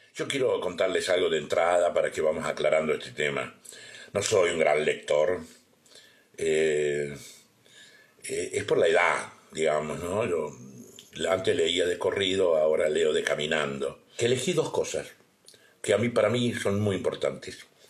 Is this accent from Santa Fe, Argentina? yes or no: no; Guachipas, Salta, Argentina; Guachipas, eh, Huachipas, un lugar donde yo nací, un pueblito donde yo nací